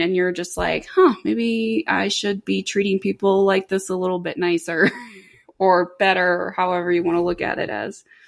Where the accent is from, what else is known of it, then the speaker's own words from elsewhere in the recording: Orlando, Florida, United States; I grew up in Orlando